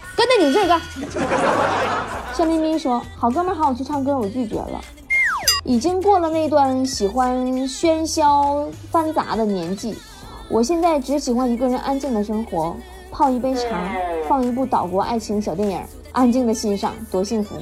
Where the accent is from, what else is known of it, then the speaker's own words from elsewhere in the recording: Northeast China, China; 咱们东北人要有自己的个性